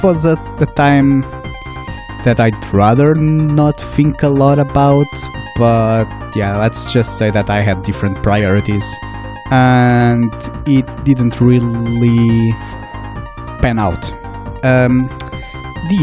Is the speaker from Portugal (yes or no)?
yes; Portugal; the small towns closest to my hometown in Portugal